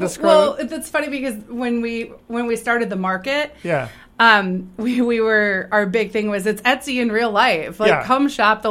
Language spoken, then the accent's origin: English; Sun Prairie, Wisconsin, United States; now in Columbus, Wisconsin, United States; So I grew up in Token Creek. I grew up in Raintree Subdivision. So I've lived here since I was five